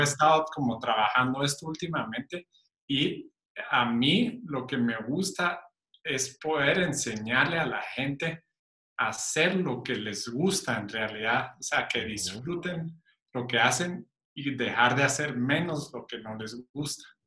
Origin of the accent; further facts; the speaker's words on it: Guatemala; also born or lived in Cuba / Spain; nací en Cuba, soy español, pero me considero chapín porque es donde más tiempo he vivido en, toda mi vida, es en Guatemala